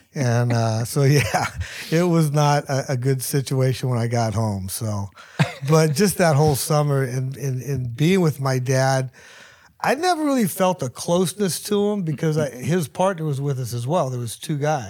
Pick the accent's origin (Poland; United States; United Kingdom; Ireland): United States; Hayward, California; I grew up in Hayward